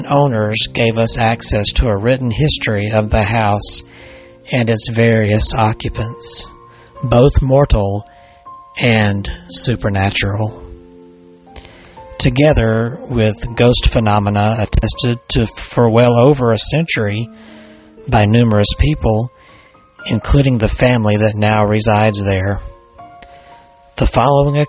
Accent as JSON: {"language": "English", "region": "Alabama", "country": "United States", "tie": "born or raised there", "said": "here in Alabama, where I'm from, my home state."}